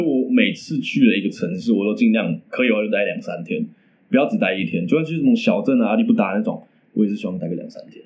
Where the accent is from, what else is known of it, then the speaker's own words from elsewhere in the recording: Taichung, Taiwan; 我们台中人嘛